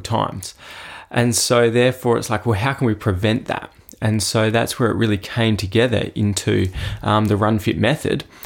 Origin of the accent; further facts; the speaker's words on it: Adelaide, South Australia, Australia; I actually grew up, obviously, locally, so just over in, uh, Royston Park, which isn't far from Saint Peter's in Adelaide